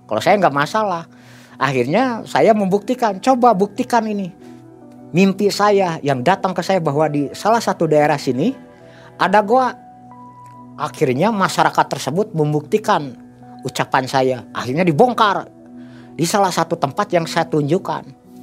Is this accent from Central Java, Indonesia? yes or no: no; Bandung, West Java, Indonesia; Saya bilang saya dari kota Bandung.